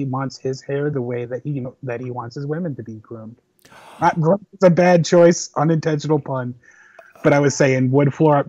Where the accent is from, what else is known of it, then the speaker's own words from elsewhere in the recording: Chicago, Illinois, United States; When I was a kid, I was growing up in Chicago's 90s Bulls